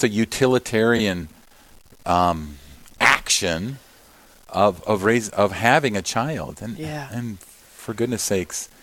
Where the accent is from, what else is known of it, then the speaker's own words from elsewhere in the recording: Minnesota, United States; my home state in Minnesota